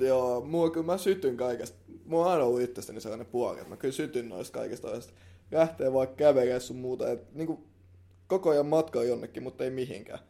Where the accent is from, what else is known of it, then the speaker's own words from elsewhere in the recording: Helsinki, Uusimaa, Finland; me ollaan ihan stadilaisia